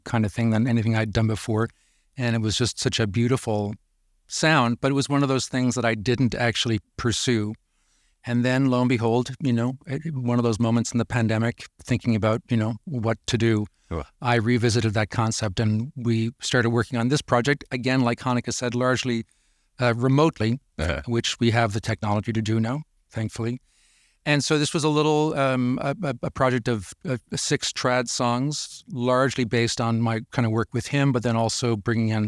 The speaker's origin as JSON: {"language": "English", "region": "Newfoundland and Labrador", "country": "Canada", "moved": "yes", "lives_now": "Brattleboro, United States", "said": "I'm from Newfoundland, but I've been living in New England for about 30 years now in a little town in southern Vermont called Brattleboro"}